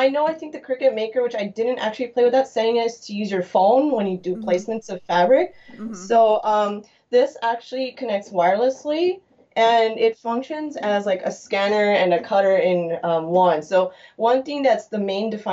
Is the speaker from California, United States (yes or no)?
yes; Lake Forest, California, United States; I'm actually from Southern California in the Orange County region, particularly in Lake Forest, Irvine area.